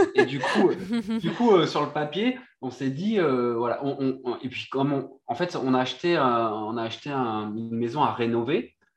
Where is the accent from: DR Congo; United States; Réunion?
Réunion; moved away as an adult; also born or lived in Brittany; je suis originaire de Réunion et de la Bretagne en même temps